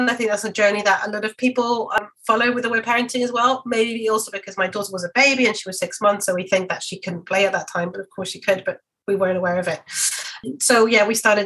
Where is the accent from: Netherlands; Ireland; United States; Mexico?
Mexico; now in London, United Kingdom; I'm from Mexico